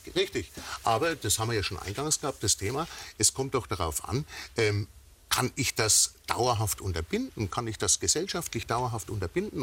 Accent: Schweinfurt, Bavaria, Germany; aus meiner Heimatstadt äh, Schweinfurt

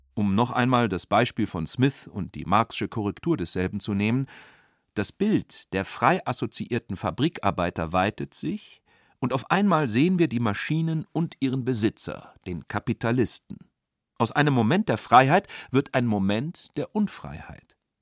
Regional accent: St. Gallen, Switzerland; meiner Heimatstadt St. Gallen

